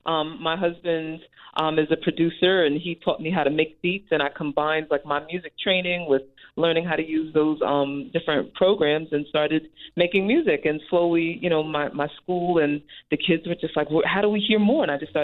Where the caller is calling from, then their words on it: New Jersey, United States; I'm calling from New Jersey. Okay. I live in New Jersey.